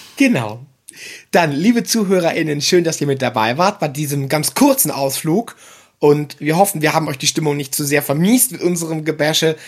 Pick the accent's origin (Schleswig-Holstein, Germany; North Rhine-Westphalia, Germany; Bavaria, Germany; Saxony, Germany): Schleswig-Holstein, Germany; Kiel; moved away; in meiner alten Heimatstadt in Kiel